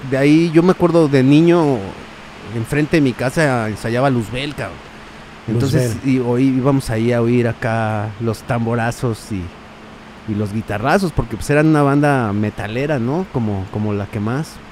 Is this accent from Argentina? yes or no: no; Mexico City, Mexico; Yo soy chilango, pues siempre, siempre acá, eh, de Jardín Balbuena, güey. Que Jardín Balbuena es como una, como yo digo que es como un oasis como en toda la zona del, oriente de la ciudad.